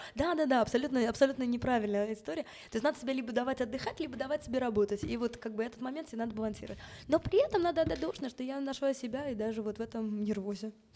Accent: Moscow, Russia; moved away; also born or lived in Israel / England; я родилась в Москве. Родители тоже родились в Москве

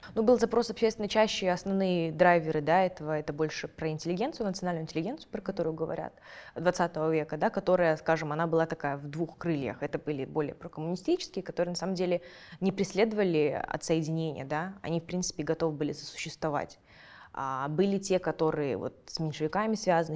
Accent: Kazakhstan; я этими исследованиями занимаюсь, и потом я хожу на какие-нибудь подкасты в Казахстане

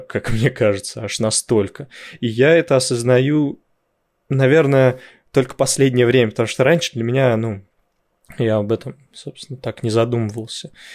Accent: Dzerzhinsky, Moscow Oblast, Russia; born or raised there

